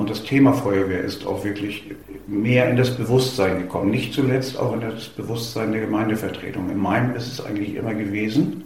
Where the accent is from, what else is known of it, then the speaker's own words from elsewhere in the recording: Lower Saxony, Germany; moved away as an adult; now in Schleswig-Holstein, Germany; ich komme, wie gesagt, aus Niedersachsen.